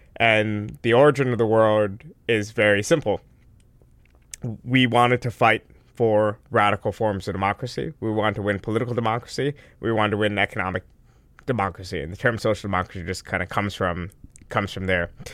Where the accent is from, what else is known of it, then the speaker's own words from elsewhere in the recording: Westchester, New York, United States; I grew up in Westchester